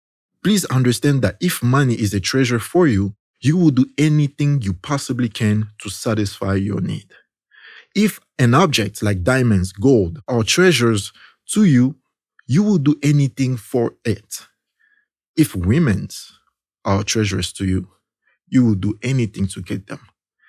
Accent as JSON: {"language": "English", "country": "DR Congo", "said": "See, in my country, there's this, in the country where I came from Congo in Central Africa"}